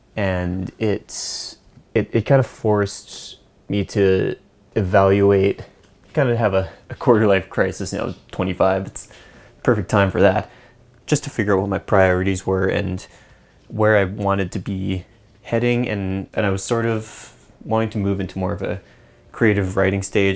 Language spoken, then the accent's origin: English; just outside Vancouver, British Columbia, Canada; also born or lived in East Coast of Canada; I grew up just outside Vancouver